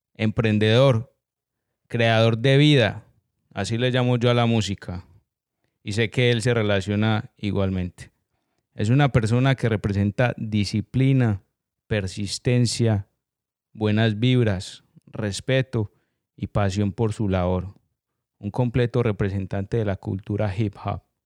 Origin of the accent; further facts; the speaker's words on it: Colombia; siendo colombiano